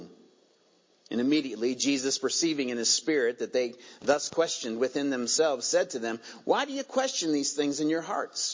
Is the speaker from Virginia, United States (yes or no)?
yes; Virginia, United States; accent: southern; moved away; That was a southern y'all that just came out of me. Where'd that come from? I was born in Virginia, so, you know, it's coming honest.